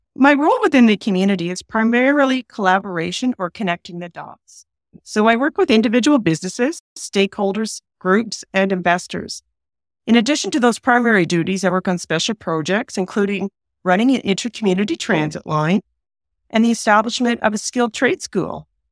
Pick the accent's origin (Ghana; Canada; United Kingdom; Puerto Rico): Canada; Peterborough, Ontario; also born or lived in Long Sault, Ontario; now in Strathroy, Canada; I was born in Peterborough, Ontario